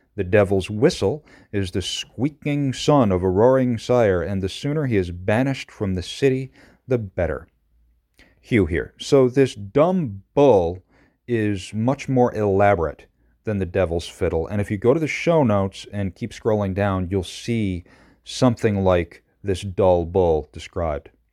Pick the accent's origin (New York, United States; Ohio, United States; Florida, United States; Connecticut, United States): New York, United States; Madison County; I grew up in Madison County. This is from Chittenango